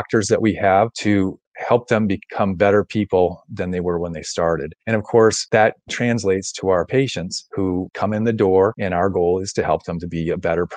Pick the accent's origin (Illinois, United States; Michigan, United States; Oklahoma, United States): Illinois, United States; Wheaton; also born or lived in Rushville, Illinois; I grew up in Wheaton, Illinois, up in the west suburbs